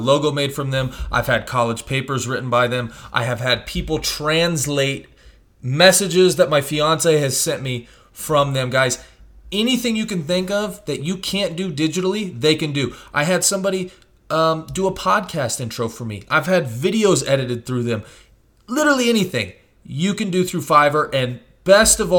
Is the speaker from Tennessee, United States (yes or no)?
no; Missouri, United States; moved away; my hometown in Missouri